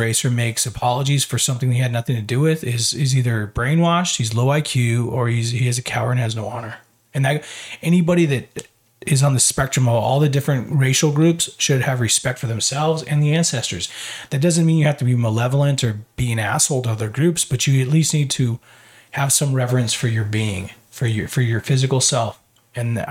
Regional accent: United States; as an American

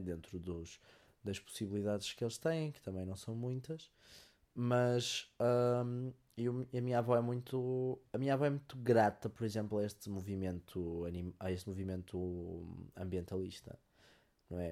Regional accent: Porto, Norte, Portugal; eu nasci já no Porto

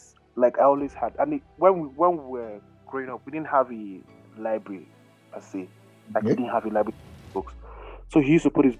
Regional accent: Canada; And then I grew up in Canada.

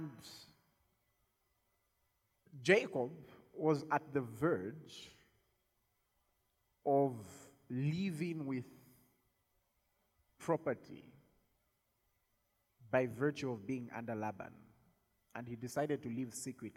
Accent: Zambia

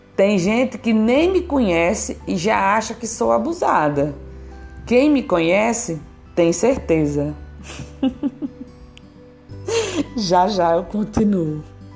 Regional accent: Petrolina, Pernambuco, Brazil; eu sou de Petrolina, a região é o sertão brasileiro, Pernambuco, estado de Pernambuco e fica no Nordeste

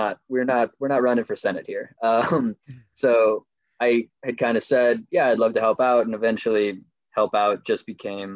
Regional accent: Nevada City, California, United States; also born or lived in Washington, D.C.; I came back to my hometown in Nevada City

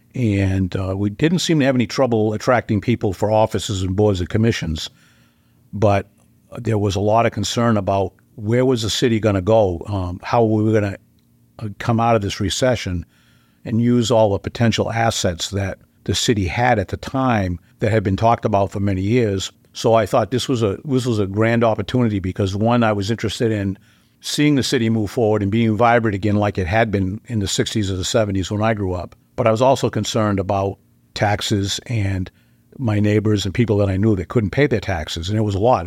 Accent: Dover, New Hampshire, United States; I grew up in Dover. I was, uh, third generation Dover.

